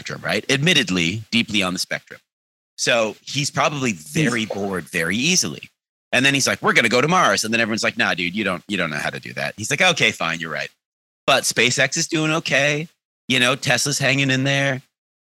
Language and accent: English; Canada; being Canadian